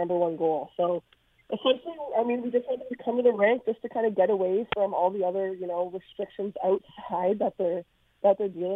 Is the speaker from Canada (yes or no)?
yes; Toronto, Ontario, Canada; growing up in Toronto